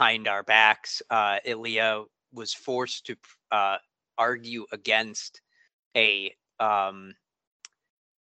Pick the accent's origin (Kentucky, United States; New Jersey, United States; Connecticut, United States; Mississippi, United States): Connecticut, United States; moved away as an adult; now in Massachusetts, United States; I grew up in Connecticut, but I moved up to Massachusetts about 17 years ago, 15 years ago